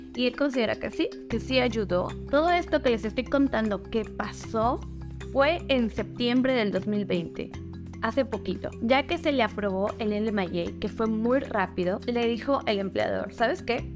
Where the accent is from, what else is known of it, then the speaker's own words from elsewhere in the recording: Mexico; moved away as an adult; now in British Columbia, Canada; como mexicanos